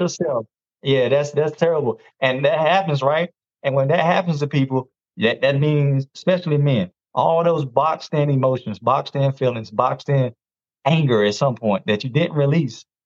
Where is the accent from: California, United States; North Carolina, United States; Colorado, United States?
North Carolina, United States; I'm from North Carolina. Uh, 41. I'm a dad of one. He's 18 now. Um, I've never been married unfortunately. But you know, life happens. Um, and I grew up in a small town. I actually still live here